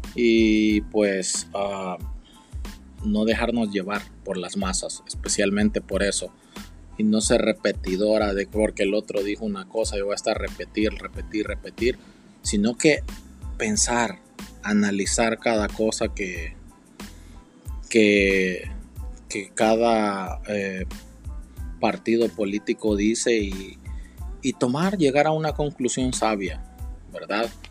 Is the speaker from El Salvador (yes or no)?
yes; El Salvador; now in United States; en El Salvador tengo toda, toda mi familia